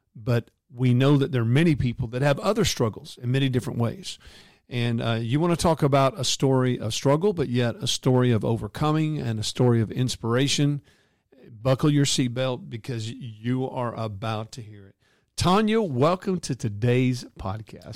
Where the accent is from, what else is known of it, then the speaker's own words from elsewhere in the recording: North Texas, United States; my hometown here in North Texas